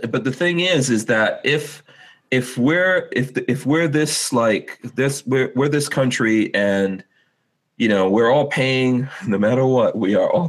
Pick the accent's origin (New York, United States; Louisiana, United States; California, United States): New York, United States; I came from New York, and I came for a reason.